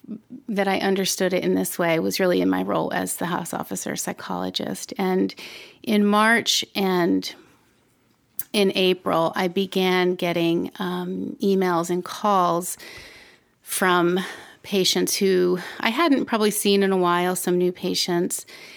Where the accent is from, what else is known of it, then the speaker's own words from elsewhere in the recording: Ellicott City, Maryland, United States; I grew up in Ellicott City, Maryland.